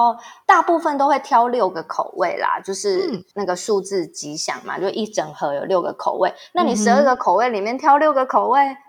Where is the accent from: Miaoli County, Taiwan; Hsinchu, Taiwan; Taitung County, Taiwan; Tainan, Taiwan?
Tainan, Taiwan; 我台南人很多习俗，因为大家坊间就会觉得南部人很多习俗嘛。但是，but 我们家都没有